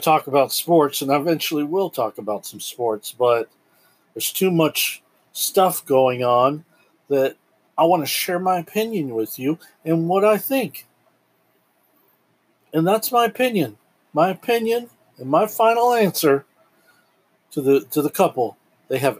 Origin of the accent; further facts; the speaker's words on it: United States; as an American